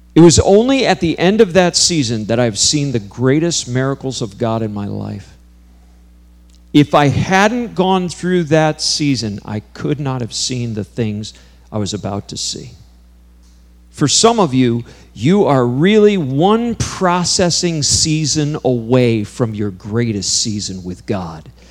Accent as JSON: {"language": "English", "region": "New York", "country": "United States", "tie": "born or raised there", "said": "I grew up in New York, just an hour from here"}